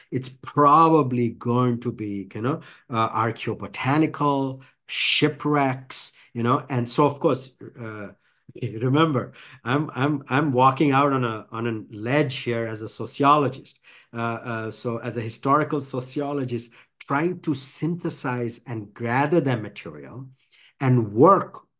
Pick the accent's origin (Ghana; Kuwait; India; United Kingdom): India; now in United States; I grew up in India